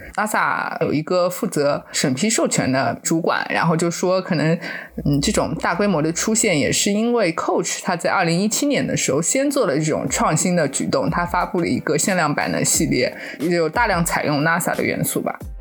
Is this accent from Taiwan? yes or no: no; China; 当时那个车上就只有我一个中国人